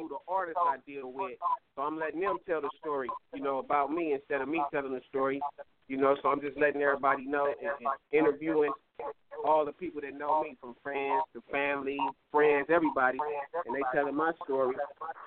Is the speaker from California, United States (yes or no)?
yes; Los Angeles, California, United States; I'm originally from Watts, you know what I mean, up out of that Gray Street, Watts, California